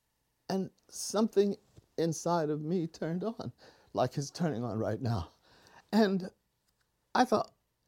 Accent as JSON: {"language": "English", "town": "Youngstown", "region": "Ohio", "country": "United States", "tie": "born or raised there", "said": "I'm a ghetto boy. I grew up in Youngstown, Ohio, the steel mill."}